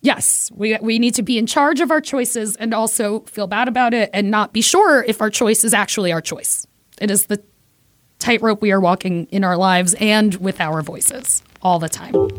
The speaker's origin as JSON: {"language": "English", "town": "New York City", "region": "New York", "country": "United States", "said": "I am Puerto Rican from Brooklyn"}